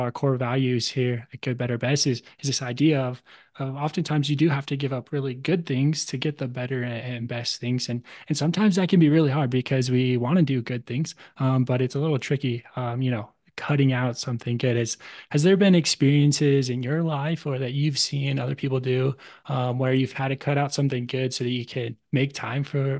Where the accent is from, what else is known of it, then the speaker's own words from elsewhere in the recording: Tucson, Arizona, United States; now in Idaho; When I live in here in Idaho, I grew up in Tucson, Arizona, and really there's only one, maybe two seasons there.